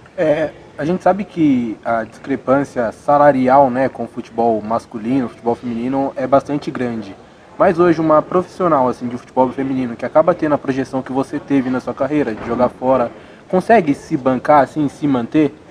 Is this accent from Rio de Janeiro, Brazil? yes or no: no; Bragança Paulista, São Paulo, Brazil; eu sou lá de Bragança